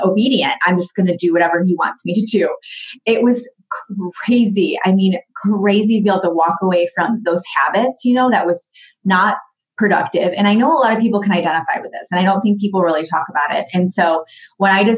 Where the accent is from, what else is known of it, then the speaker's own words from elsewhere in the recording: Grand Rapids, Michigan, United States; I grew up in Grand Rapids, Michigan. I'm from Michigan